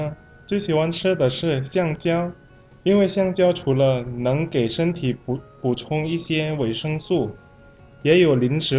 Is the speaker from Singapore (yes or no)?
no; Indonesia